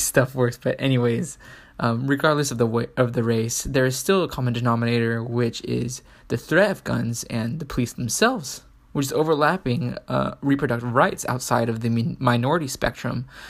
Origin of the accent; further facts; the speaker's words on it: San Diego, California, United States; a Mexican American, born and raised in San Diego